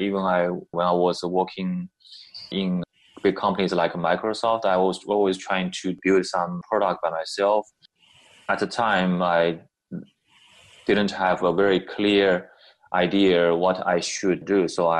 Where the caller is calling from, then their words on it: Shanghai, China; I'm calling from Shanghai